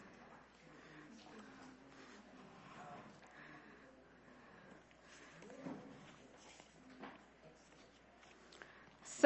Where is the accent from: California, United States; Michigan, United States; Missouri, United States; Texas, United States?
California, United States; I was born here in California, haven't gone far